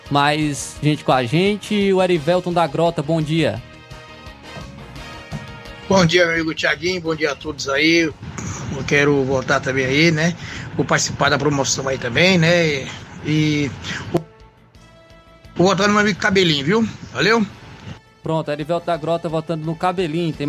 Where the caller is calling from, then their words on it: Brasília, Federal District, Brazil; sou de Brasília, meu voto é no cabelinho.